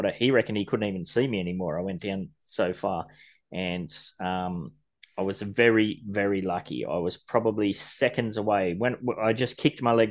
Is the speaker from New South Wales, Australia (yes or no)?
no; Gold Coast, Queensland, Australia; I grew up on the Gold Coast, surfing as a young kid every morning before school, after school.